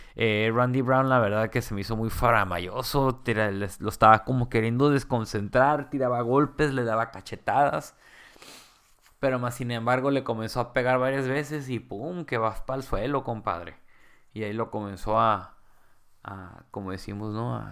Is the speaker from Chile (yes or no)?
no; Mexico; vamos creciendo como, como mexicanos y peleadores